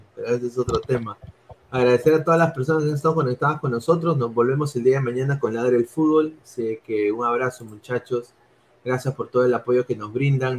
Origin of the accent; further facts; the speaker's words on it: Lima, Peru; moved away; sí soy limeño